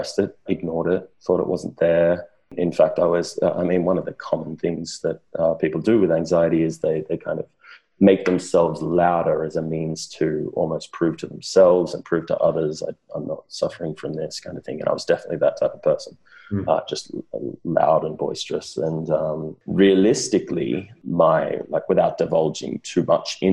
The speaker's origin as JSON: {"language": "English", "town": "Wagga Wagga", "region": "New South Wales", "country": "Australia", "tie": "born or raised there", "moved": "as an adult", "lives_now": "London, United Kingdom", "said": "I grew up in Wagga Wagga, Australia"}